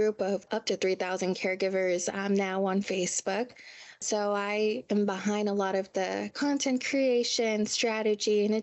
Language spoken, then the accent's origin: English; National City, California, United States; I'm from San Diego, California, specifically National City